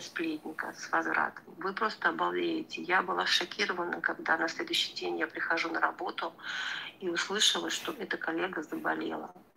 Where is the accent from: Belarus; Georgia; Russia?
Georgia; я сама грузинка